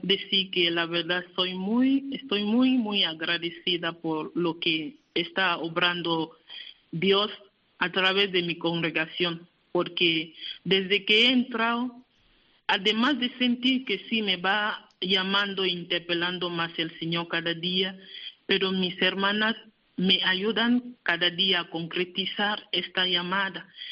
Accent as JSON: {"language": "Spanish", "country": "Cameroon", "moved": "yes", "said": "mi país"}